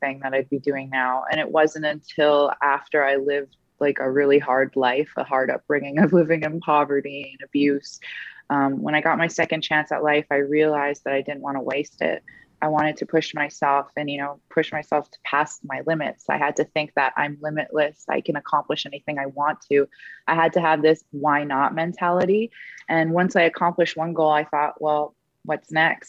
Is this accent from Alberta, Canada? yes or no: yes; Edmonton, Alberta, Canada; is it my hometown